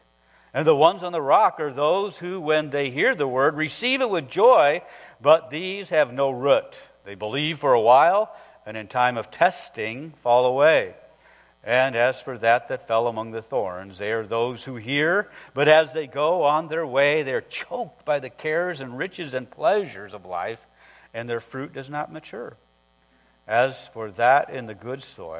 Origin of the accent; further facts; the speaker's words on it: northern Iowa, United States; I grew up in the northern part of Iowa